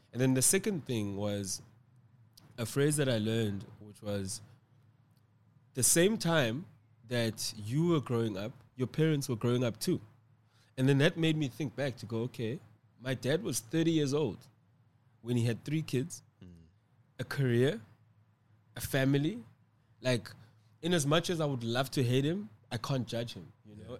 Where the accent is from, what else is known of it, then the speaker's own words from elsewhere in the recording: Cape Town, Western Cape, South Africa; I live and reside in Cape Town, South Africa. Um, I was born in Cape Town.